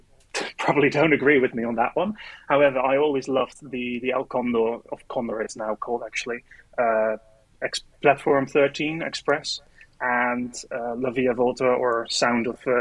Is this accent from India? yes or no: no; Netherlands; moved away as an adult; now in United Kingdom; I am Dutch. So I lived in the Netherlands for many years